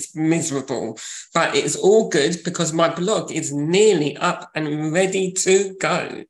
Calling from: London, United Kingdom; I am from North Finchley, calling from North Finchley.

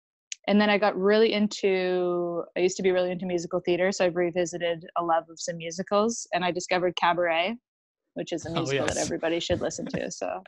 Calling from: Kingston, Ontario, Canada; Tonight, I'm in a nice, steamy, hot apartment in Kingston, Ontario.

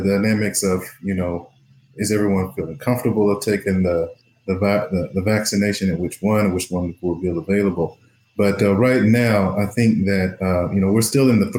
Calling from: Nashville, Tennessee, United States; I am calling in from Nashville, Tennessee, North Nashville, Tennessee

